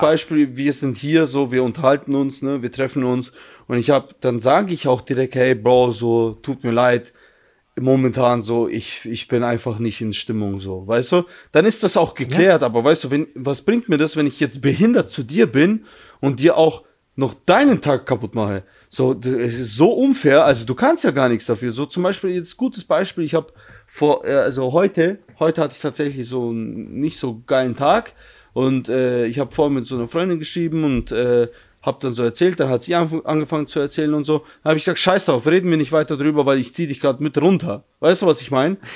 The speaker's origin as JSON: {"language": "German", "country": "Germany", "tie": "born or raised there", "said": "ich in Deutschland geboren bin und eigentlich, ich bin eigentlich, wenn man es so sieht, wenn ich jetzt meine Eltern, wenn man meine Eltern wegnimmt, ich bin eigentlich Deutscher"}